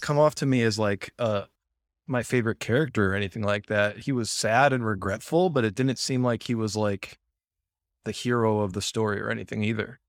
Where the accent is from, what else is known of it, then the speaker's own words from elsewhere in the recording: United States; I'm American